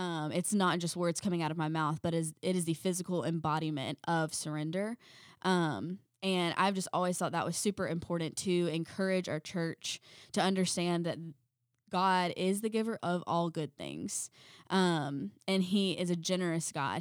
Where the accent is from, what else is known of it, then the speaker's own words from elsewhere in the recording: South Carolina, United States; We're from South Carolina